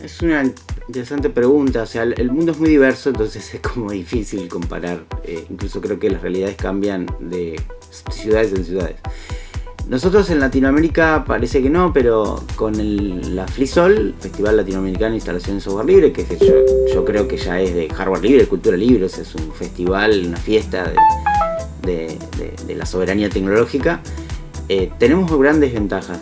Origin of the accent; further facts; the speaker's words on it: Bahía Blanca, Buenos Aires Province, Argentina; nací en Bahía Blanca